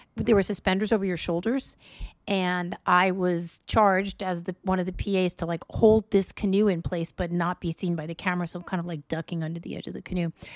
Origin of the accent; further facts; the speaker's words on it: New York City, New York, United States; moved away; I'm from New York